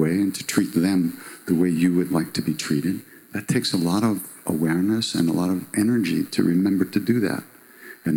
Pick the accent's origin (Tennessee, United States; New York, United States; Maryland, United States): New York, United States; Long Island; I'm from Long Island